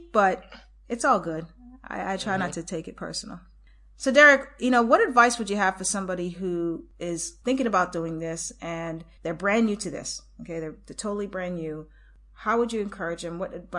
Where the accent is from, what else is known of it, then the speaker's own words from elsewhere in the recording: Boston, Massachusetts, United States; I grew up in Boston